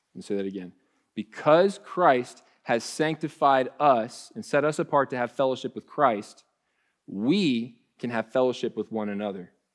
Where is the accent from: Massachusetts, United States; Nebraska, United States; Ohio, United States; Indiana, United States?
Ohio, United States; moved away as an adult; now in Texas, United States; When I first moved to Texas, um, you know, I, we're from Ohio.